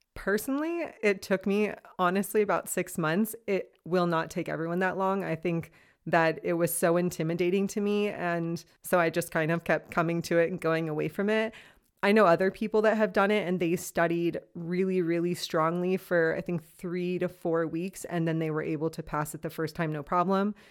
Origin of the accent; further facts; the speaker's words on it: Los Angeles, California, United States; moved away as an adult; now in Freiburg, Germany; I am originally from Los Angeles, California. I've been living in Freiburg, Germany now for about two and a half to three years